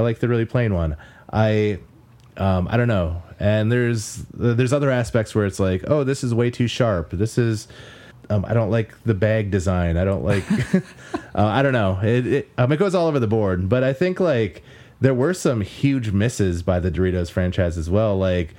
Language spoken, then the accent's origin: English; Wisconsin, United States; Like, I'm from the Northeast, like, Wisconsin area